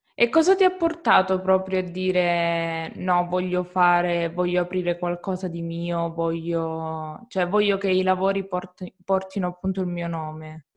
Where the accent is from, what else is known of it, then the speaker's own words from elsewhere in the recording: Calabria, Italy; io sono calabrese